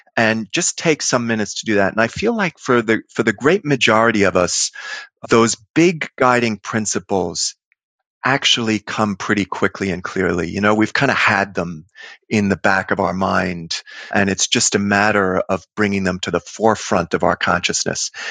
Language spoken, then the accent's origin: English; New York City, New York, United States; I grew up in Queens, you know, lower middle class New York streets